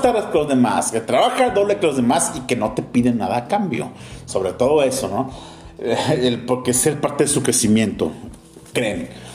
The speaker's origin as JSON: {"language": "Spanish", "country": "Mexico", "said": "como mexicanos"}